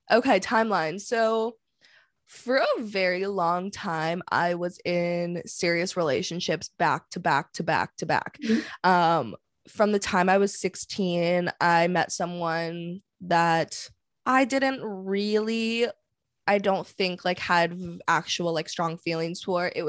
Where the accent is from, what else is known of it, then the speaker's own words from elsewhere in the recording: Vancouver, British Columbia, Canada; Yeah, I'm from Vancouver, Canada. I work in sales.